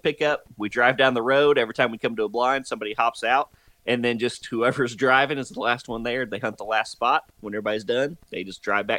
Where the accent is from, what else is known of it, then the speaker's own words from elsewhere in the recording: Texas, United States; also born or lived in Oklahoma; I'm originally from North Texas and then moved to Oklahoma.